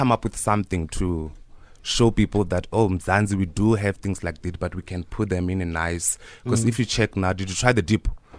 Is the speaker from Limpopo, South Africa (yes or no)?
yes; Limpopo, South Africa; I was born in Limpopo, Waravere, Sintumure.